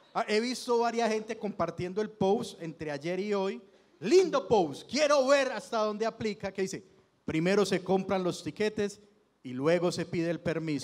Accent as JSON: {"language": "Spanish", "town": "Itagüí", "region": "Antioquia", "country": "Colombia", "said": "soy de Itagüí, la mayoría vivíamos en Itagüí"}